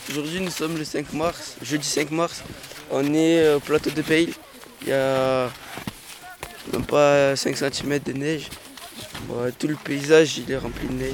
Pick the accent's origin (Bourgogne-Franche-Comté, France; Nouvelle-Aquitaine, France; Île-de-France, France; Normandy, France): Nouvelle-Aquitaine, France; Bordeaux area; je viens de la région de Bordeaux